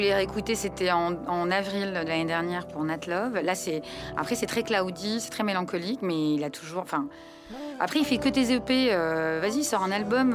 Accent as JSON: {"language": "French", "country": "Lebanon", "moved": "yes", "said": "je suis libanaise"}